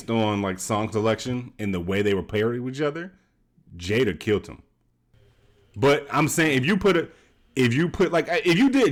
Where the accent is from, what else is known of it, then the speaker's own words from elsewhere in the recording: Georgia, United States; I'm from Georgia